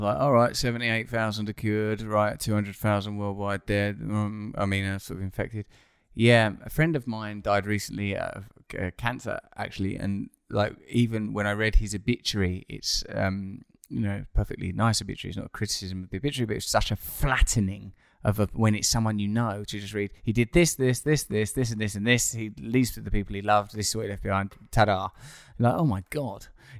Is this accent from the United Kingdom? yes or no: yes; United Kingdom; I don't know if it's just because I'm from the United Kingdom